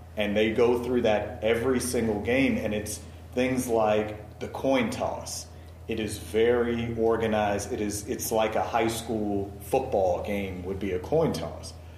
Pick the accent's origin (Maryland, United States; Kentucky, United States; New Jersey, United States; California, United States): Maryland, United States; Baltimore; I'm from Baltimore, so I was an Orioles guy.